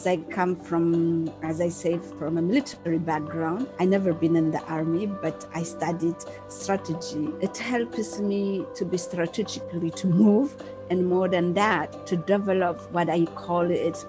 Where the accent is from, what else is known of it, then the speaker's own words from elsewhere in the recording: Addis Ababa, Ethiopia; I am from Ethiopia